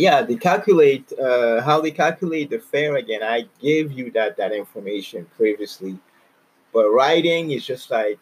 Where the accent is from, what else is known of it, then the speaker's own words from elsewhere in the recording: Canada; I'm from Canada